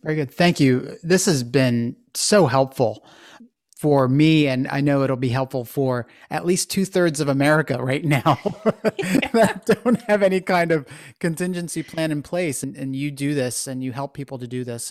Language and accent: English; Philadelphia, Pennsylvania, United States; you and I both come from the Philadelphia area